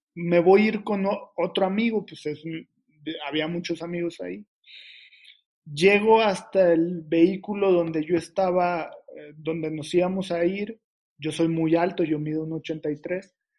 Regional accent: Reynosa, Tamaulipas, Mexico; la ciudad de donde soy, que soy pues, de Reynosa, Tamaulipas, a mucho orgullo

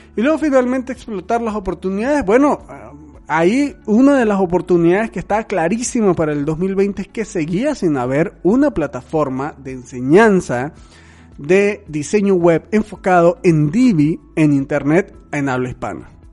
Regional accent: Venezuela; now in Mexico; yo soy un venezolano viviendo en México

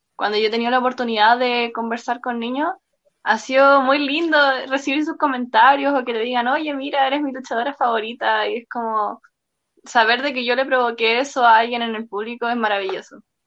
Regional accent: Santiago, Santiago Metropolitan Region, Chile; yo soy de Santiago.

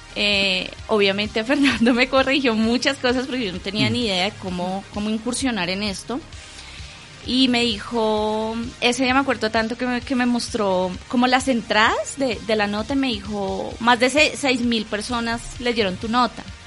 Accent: Bogotá, Colombia; yo nací aquí en Bogotá

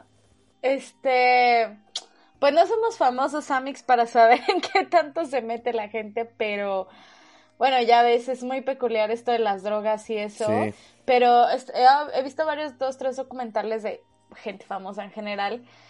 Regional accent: Mexico

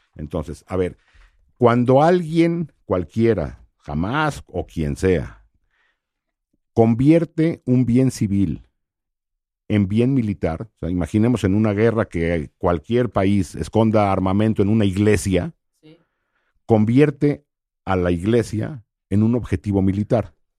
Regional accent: Mexico; yo soy mexicano

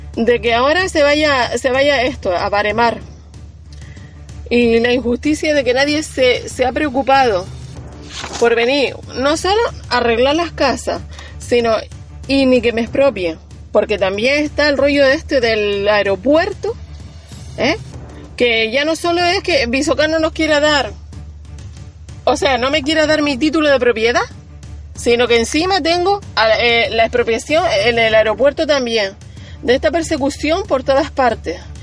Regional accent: Ojos de Garza, Canary Islands, Spain; Soy una vecina de Ojos de Garza

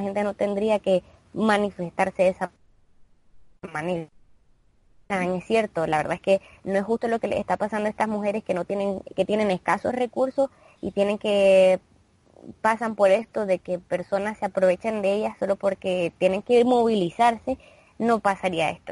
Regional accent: Nicaragua; nosotros, bueno, somos de Nicaragua

